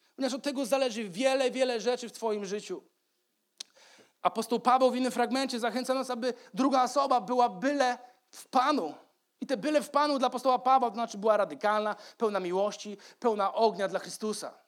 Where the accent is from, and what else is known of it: Poland